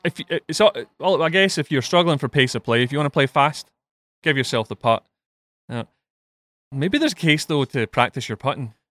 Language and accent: English; Scotland, United Kingdom; being Scottish and being a Villa fan